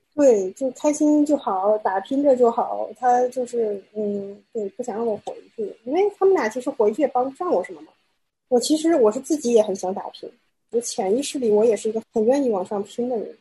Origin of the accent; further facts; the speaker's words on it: Northeast China, China; 我家乡最出名的就锅包肉，我是东北人嘛